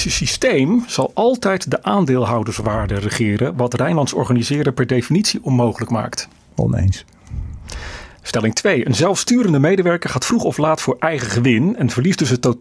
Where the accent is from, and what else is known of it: Netherlands